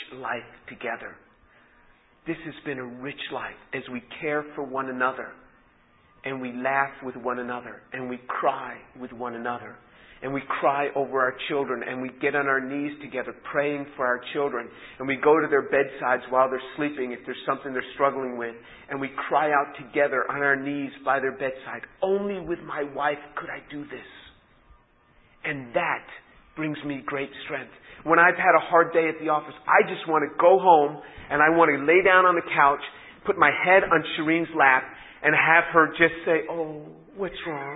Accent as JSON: {"language": "English", "town": "New York City", "region": "New York", "country": "United States", "tie": "born or raised there", "said": "I was born in New York City"}